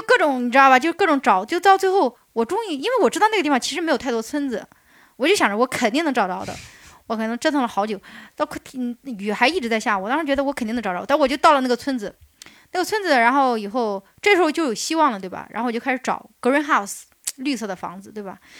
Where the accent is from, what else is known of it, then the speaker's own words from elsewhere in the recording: China; 但是人家觉得我他们没见过我中国人，他们觉得我跟他们玩不到一起，把我拒绝了，知道吧？